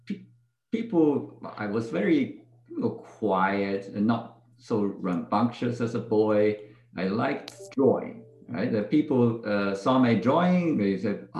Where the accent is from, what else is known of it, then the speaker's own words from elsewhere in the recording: Beijing, China; moved away; I grew up in northern China, mainly in Beijing.